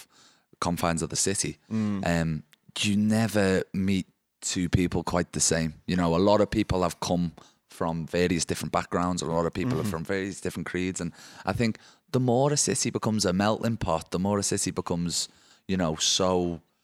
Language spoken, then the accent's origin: English; Liverpool, North West England, United Kingdom; moved away as an adult; now in Cardiff, United Kingdom; I moved from Liverpool